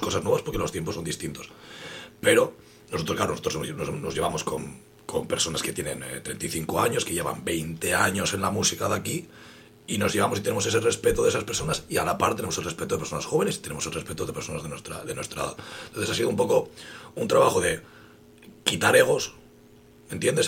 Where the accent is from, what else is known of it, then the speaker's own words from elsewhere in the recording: Gijón, Asturias, Spain; en mi barrio, en lo que me tocó a mí, que es la calzada, portuario, zona oeste de Gijón